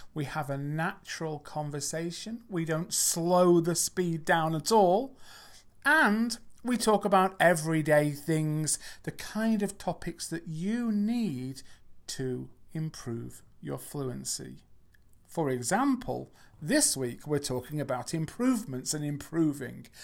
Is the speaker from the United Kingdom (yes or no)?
yes; England, United Kingdom; I'm not from America, I'm from England.